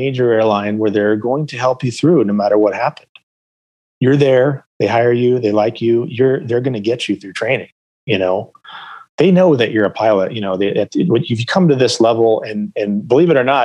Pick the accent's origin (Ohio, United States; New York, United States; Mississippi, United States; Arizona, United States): Arizona, United States; Phoenix; I grew up in Phoenix